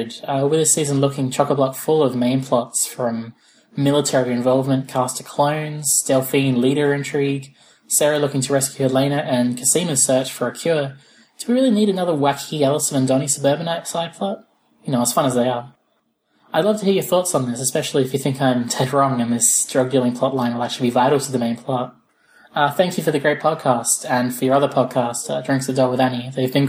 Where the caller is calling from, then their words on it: Australia; from Australia, and I'm a really big fan of your podcast.